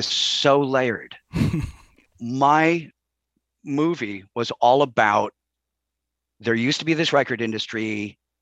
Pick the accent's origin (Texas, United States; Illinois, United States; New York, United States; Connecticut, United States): Illinois, United States; Chicago; moved away as an adult; I grew up in Chicago